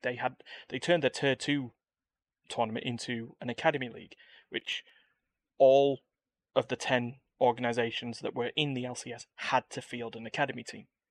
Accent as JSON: {"language": "English", "country": "United Kingdom", "said": "I'm British"}